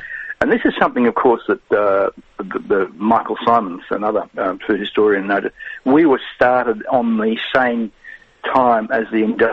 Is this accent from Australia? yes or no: yes; Australia